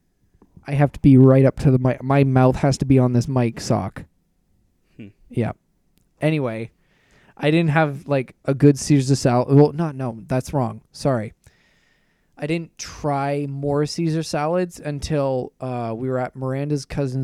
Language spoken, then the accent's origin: English; Thamesford, Ontario, Canada; my hometown. We have a Tim Hortons, an LCBO, no grocery store. We got Temsford Pizza.